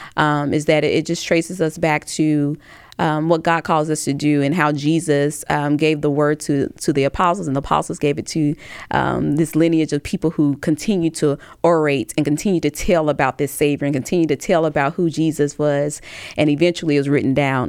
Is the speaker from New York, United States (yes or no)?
no; Tuscaloosa, Alabama, United States; I'm from Tuscaloosa, Alabama, which is in Hale County.